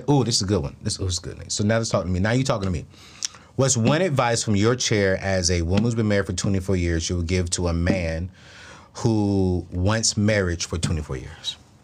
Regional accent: San Diego, California, United States; I grew up in San Diego, but I would never go back unless I was making at least $25 million a year.

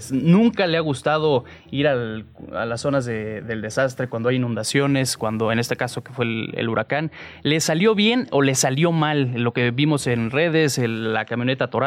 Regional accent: Mexico

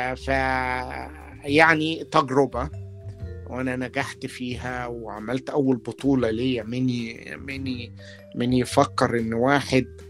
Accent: Port Said, Port Said Governorate, Egypt; moved away as an adult; also born or lived in Boston, United States; now in Los Angeles, United States; انا لما جيت من بورسعيد جيت على بوسطن

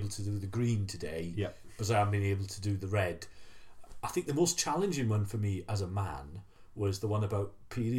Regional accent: Wales, United Kingdom; As a Welshman

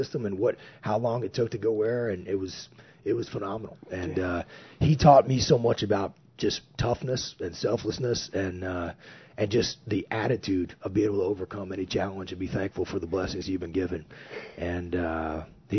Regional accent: Texas, United States; I grew up in Texas, and I loved to hunt

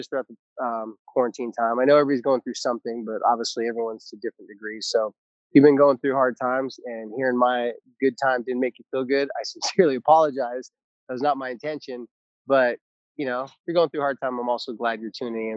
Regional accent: Carlsbad, California, United States; moved away; I'm actually coming to you remotely from the country of Carlsbad, California. Some people know it as San Diego, California, but it's my hometown

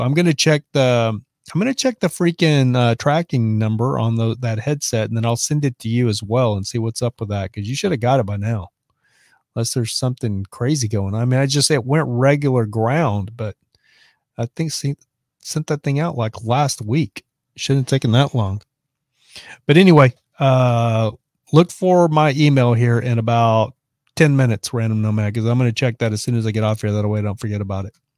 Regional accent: Lubbock, Texas, United States; moved away as an adult; also born or lived in Dallas, Texas; now in Los Angeles, United States; Lubbock, my hometown, is the same size as Madison

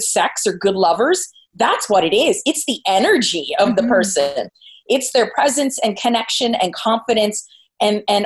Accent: Phoenixville, Pennsylvania, United States; now in San Diego, United States; back in my hometown in Pennsylvania

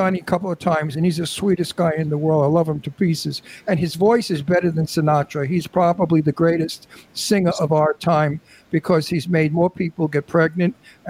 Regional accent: New York City, New York, United States; accent: Brooklyn; I was born and raised in the Red Hook Projects in Brooklyn.

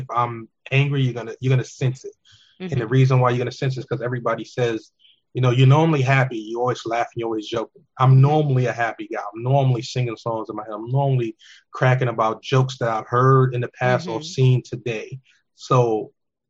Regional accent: New York City, New York, United States; We grew up in New York in the city

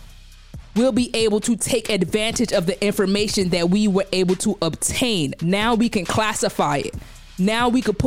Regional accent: New York City, New York, United States; I grew up in Brownsville, Brooklyn. Specifically, I'm from LH, Langston Hughes

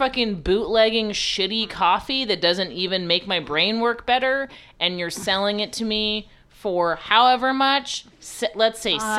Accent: New York City, New York, United States; I'm from Queens.

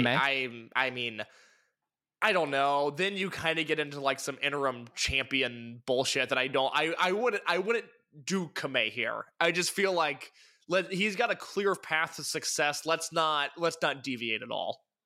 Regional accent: Midwest, United States; I'm from the Midwest.

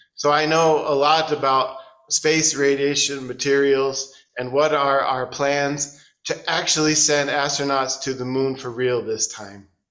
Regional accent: United States; moved away as an adult; also born or lived in Portland, Oregon; now in China; I'm an American

